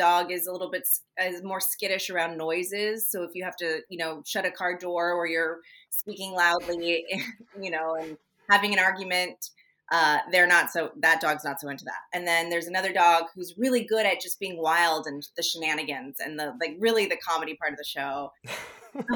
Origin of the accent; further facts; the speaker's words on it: San Francisco Bay Area, California, United States; also born or lived in Oakland; I'm from the Bay Area. So I was born in Oakland and I grew up in all around San Francisco area.